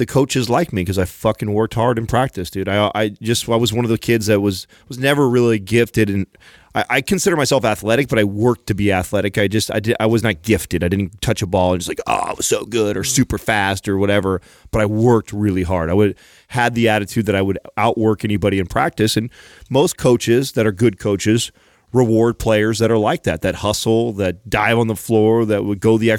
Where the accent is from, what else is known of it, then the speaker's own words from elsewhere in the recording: California, United States; I had a little bit of teasing right out the gates because I was from California, and I was teased for you know, like people call me Mexican Quarter